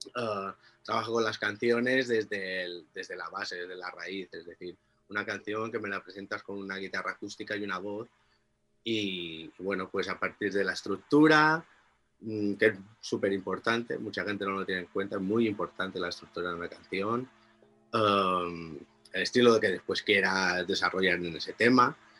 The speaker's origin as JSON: {"language": "Spanish", "town": "Inca", "region": "Balearic Islands", "country": "Spain", "moved": "as an adult", "lives_now": "Biniamar, Spain", "said": "yo soy de Inca, de un pueblo un poco más grande y y el cambio fue hace 11 años"}